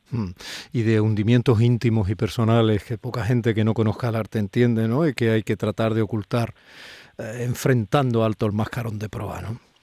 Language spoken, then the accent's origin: Spanish; Málaga, Andalusia, Spain; algunos míos como malagueños